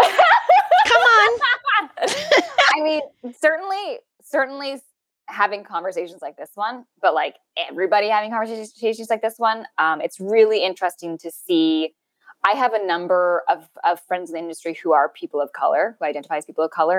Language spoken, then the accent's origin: English; Canada